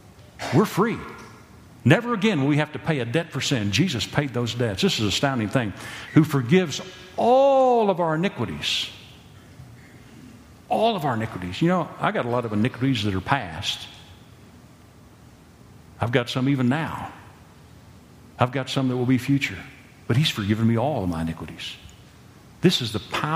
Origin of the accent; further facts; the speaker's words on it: Texas County, Oklahoma, United States; I came from Texas County, Oklahoma.